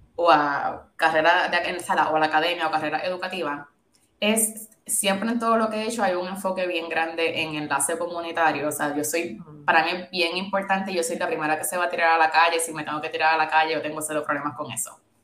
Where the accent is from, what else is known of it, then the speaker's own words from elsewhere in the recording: Puerto Rico; moved away as an adult; also born or lived in Syracuse, United States; yo viví, me crié en Puerto Rico toda mi vida, de bachillerato me fui a Syracuse University